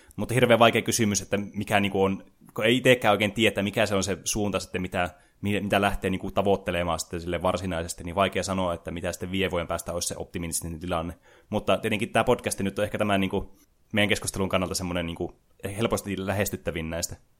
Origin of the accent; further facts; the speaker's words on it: Oulu, North Ostrobothnia, Finland; mä oululaisena